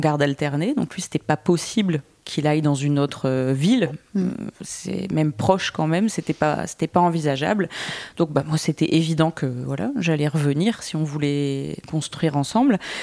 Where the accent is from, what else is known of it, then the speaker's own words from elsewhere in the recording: Boulogne, France; also born or lived in Lille; je suis née et j'ai grandi à Boulogne